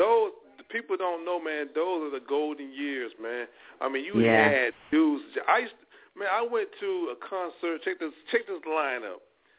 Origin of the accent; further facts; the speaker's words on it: Monroe, Louisiana, United States; also born or lived in Michigan; now in Washington State, United States; I was born and raised in Monroe, Louisiana. I was born in Michigan, and I was raised in Louisiana, and I reside right now in Washington State.